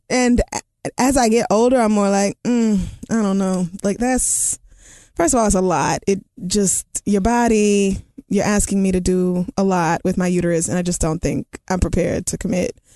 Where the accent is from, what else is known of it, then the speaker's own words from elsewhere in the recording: Canada; Again, I'm from Canada where we love gay people.